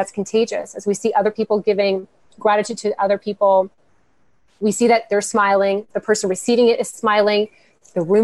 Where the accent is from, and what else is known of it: Miami, Florida, United States; born or raised there; moved away; also born or lived in North Carolina